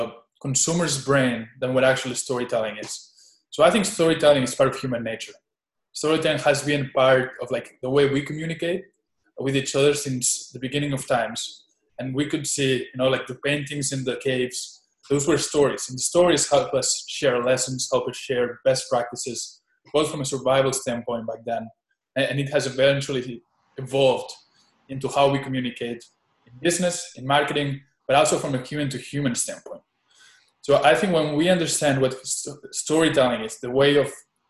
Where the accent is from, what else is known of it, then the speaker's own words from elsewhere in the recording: Spain; also born or lived in Boone, North Carolina, United States; I moved back to Spain when I was 6 months old. I was a baby in an airplane.